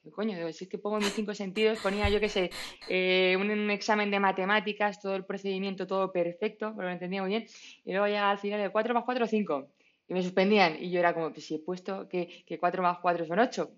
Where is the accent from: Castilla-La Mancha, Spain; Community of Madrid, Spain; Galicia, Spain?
Community of Madrid, Spain; Madrid; soy de, aquí de Madrid